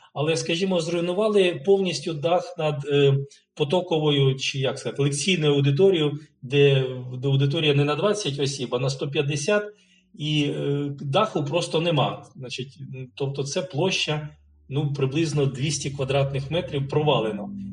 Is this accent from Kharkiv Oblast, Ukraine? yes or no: yes; Kharkiv, Kharkiv Oblast, Ukraine; 62-го року я народився в П'ятихатках, і до 94-го року я е, там жив